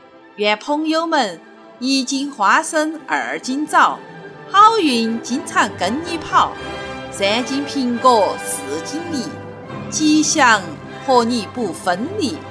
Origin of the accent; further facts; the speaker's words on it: Chengdu, Sichuan, China; 朋友们，大家好，